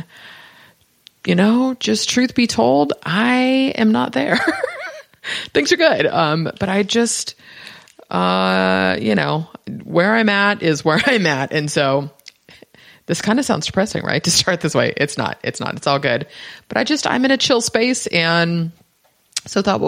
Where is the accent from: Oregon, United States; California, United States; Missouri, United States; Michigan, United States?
California, United States; Bay Area, Northern; I'm from the Bay Area.